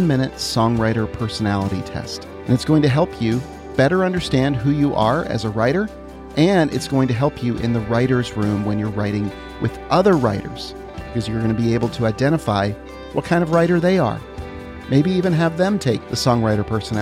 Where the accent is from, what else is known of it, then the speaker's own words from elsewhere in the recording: New Jersey, United States; moved away; also born or lived in Western Michigan; I'm from New Jersey